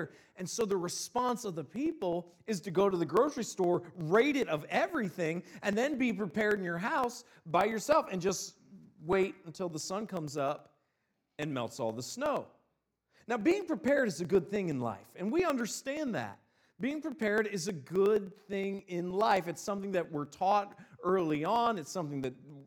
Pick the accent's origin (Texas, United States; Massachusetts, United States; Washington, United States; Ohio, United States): Ohio, United States; Northeast; moved away as an adult; also born or lived in Mississippi; I'm originally from Northeast Ohio, and then I moved down to Mississippi.